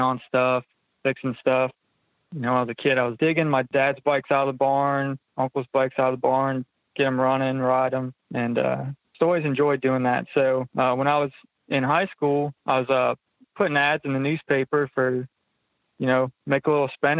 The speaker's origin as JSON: {"language": "English", "town": "Loudonville", "region": "Ohio", "country": "United States", "tie": "born or raised there", "moved": "as an adult", "lives_now": "Maryland, United States", "said": "I was born and raised in Loudonville, Ohio"}